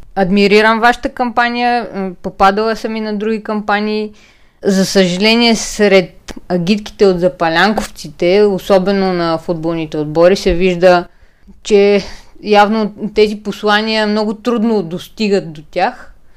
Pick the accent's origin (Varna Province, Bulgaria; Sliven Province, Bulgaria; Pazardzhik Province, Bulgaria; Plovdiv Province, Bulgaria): Plovdiv Province, Bulgaria; Plovdiv; Пловдив е и моя роден град, както на Ива